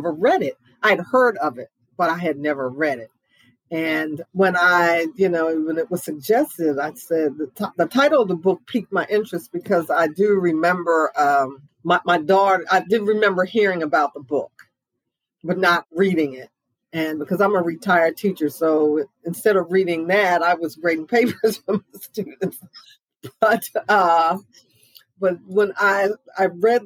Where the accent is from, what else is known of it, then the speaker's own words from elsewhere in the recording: Laurel, Maryland, United States; I grew up in Laurel